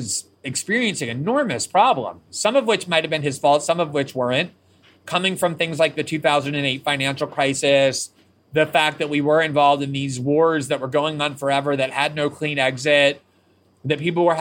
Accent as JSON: {"language": "English", "country": "United States", "said": "I'm American"}